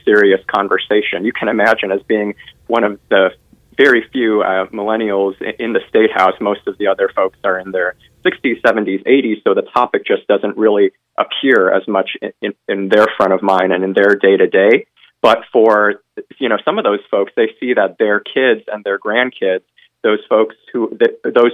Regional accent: Northwest Indiana, United States; moved away as an adult; also born or lived in New York City; now in Washington, D.C., United States; I was born and raised in Northwest Indiana, and I'm really proud to be from the region

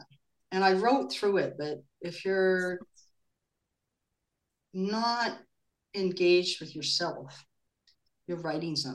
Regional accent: Vancouver, British Columbia, Canada; moved away as an adult; also born or lived in Los Angeles; now in Germany; I was from Vancouver, 1977

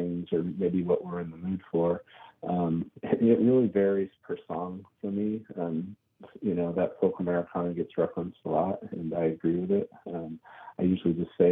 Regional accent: Cranberry Lake, New York, United States; now in California, United States; I grew up in Cranberry Lake, New York, up in the Adirondack State Park, way up north.

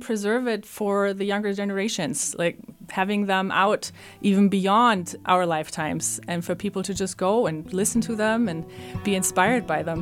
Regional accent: Germany; moved away; I'm from Germany

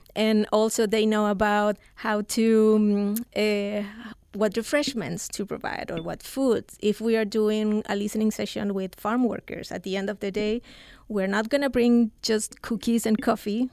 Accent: Chile; moved away as an adult; also born or lived in Central Coast, California; now in United States; I'm from Chile. I moved here eight years ago

